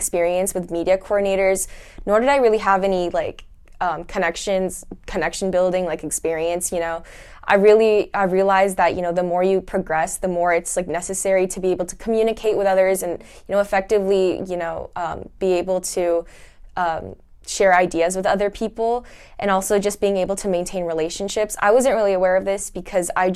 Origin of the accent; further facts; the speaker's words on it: Fullerton, California, United States; I'm from California, from Fullerton